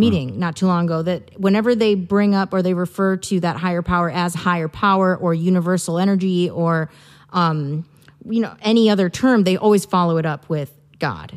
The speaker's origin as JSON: {"language": "English", "region": "Midwest", "country": "United States", "moved": "as an adult", "lives_now": "Santa Barbara, United States", "said": "I'm originally from the Midwest. I moved out here four years ago"}